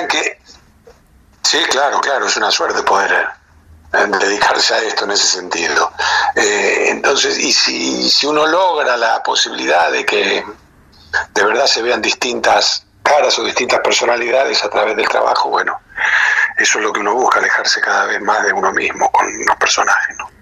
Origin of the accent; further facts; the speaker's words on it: Rosario, Santa Fe, Argentina; moved away; los rosarinos somos, somos muy chauvinistas, los rosarinos